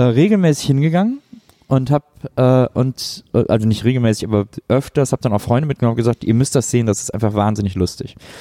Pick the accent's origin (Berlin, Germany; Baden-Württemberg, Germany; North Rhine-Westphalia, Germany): North Rhine-Westphalia, Germany; Cologne area; ich komme aus dem Kölner äh, Großraum